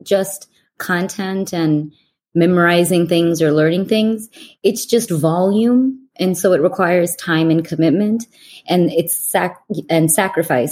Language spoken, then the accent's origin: English; Canada; moved away as an adult; also born or lived in Olean, New York; now in United States; I am Canadian, living in America.